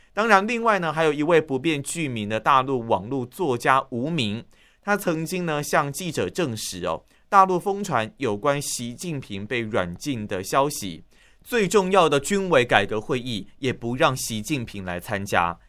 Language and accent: Chinese; Tainan, Taiwan; moved away as an adult; now in Taipei, Taiwan; 就连我在台北工作，但是我的老家在台南